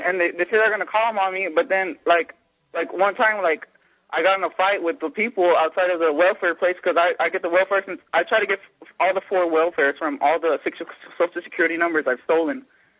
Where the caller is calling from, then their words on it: Texas, United States; Yeah, I'm from Texas, as y'all said, and I'm an illegal immigrant.